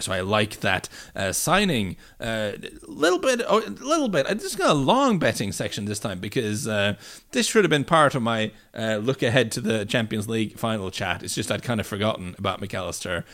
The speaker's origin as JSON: {"language": "English", "town": "Bryne", "region": "Rogaland", "country": "Norway", "tie": "born or raised there", "moved": "yes", "said": "my sort of hometown"}